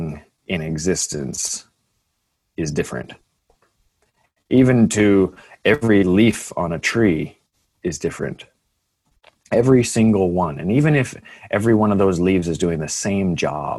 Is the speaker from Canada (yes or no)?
yes; Canada; I'm a Canadian